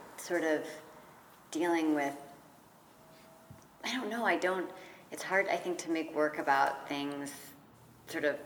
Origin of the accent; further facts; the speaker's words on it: Redwood City, California, United States; I'm from Redwood City, just south of San Francisco